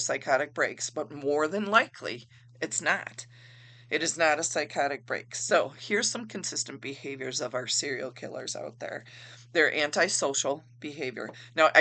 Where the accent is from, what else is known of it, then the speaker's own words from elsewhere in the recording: Wisconsin, United States; I am from Wisconsin in the United States